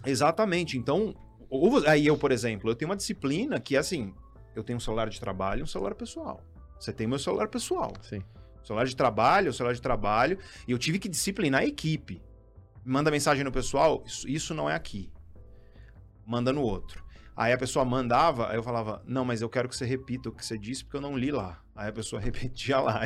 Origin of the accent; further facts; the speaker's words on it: Guarujá, São Paulo, Brazil; eu sou Caissara, vim da periferia do Guarujá